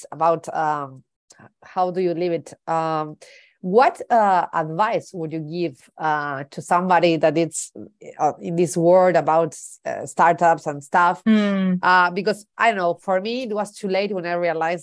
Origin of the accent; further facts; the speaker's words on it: Uruguay; English is a second language; I'm from Uruguay, Latin America